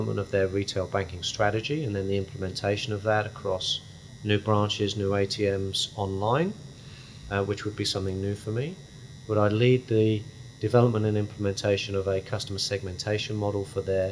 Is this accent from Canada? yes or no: no; England, United Kingdom; moved away as an adult; also born or lived in Saudi Arabia; now in Australia; one an Englishman, myself being the Englishman